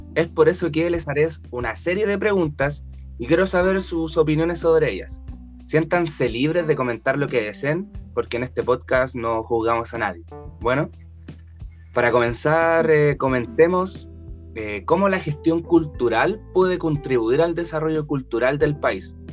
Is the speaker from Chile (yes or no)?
yes; Chile; como ciudadanos chilenos